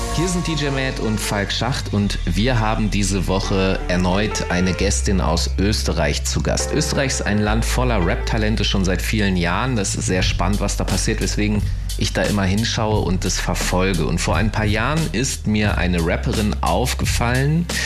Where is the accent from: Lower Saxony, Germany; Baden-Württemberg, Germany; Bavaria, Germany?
Lower Saxony, Germany; Hanover; ich bin Hannoveraner